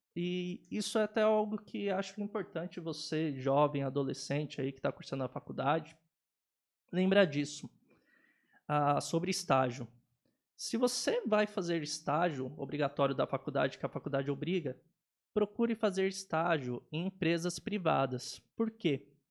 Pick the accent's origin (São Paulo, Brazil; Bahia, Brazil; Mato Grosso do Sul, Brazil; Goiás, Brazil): São Paulo, Brazil; Atibaia; Saí de São Paulo, voltei para Atibaia